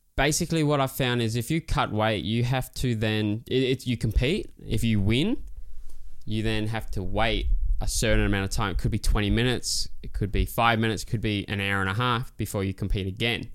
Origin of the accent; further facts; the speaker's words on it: Christmas Island; It was loose growing up there